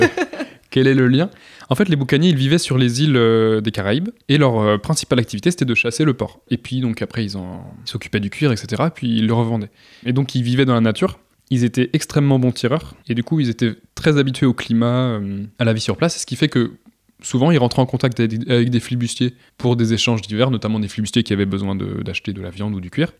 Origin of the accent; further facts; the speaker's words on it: Vendée, Pays de la Loire, France; j'ai grandi en Vendée, et en Vendée, il y a pas très loin de chez moi, les Sables d'Olonne